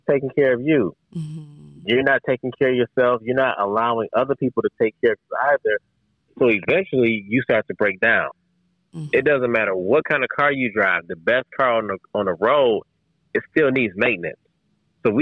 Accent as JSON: {"language": "English", "town": "Detroit", "region": "Michigan", "country": "United States", "tie": "born or raised there", "said": "people from my hometown"}